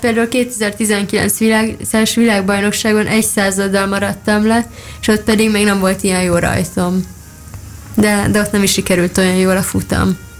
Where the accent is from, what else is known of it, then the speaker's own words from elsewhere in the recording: Szigetvár, Baranya, Hungary; moved away; Kiskoromban bicikliztem, amíg Szigetváron laktam, azzal jártam úszodába